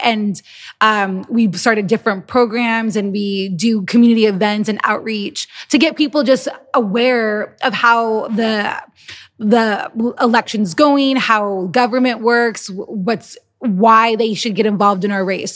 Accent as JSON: {"language": "English", "country": "United States", "said": "we're American"}